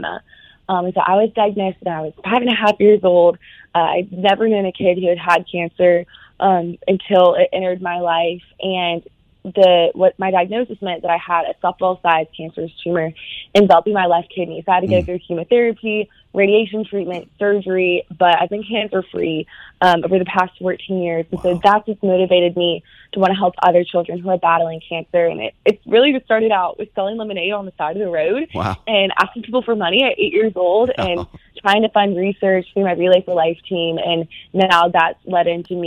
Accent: Birmingham, Alabama, United States; I'm originally from Birmingham

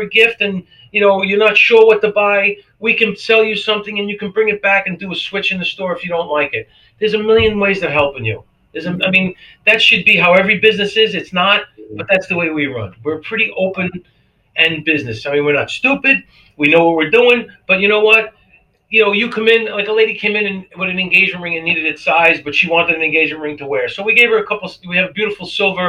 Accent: New York City, New York, United States; also born or lived in Brooklyn, New York / Brick, New Jersey / Lakewood, New Jersey; now in Cape Coral, United States; I was born in Brooklyn, New York. Yeah. In 1962. We moved to Staten Island, New York in 1967. Then I moved to Brick, New Jersey.

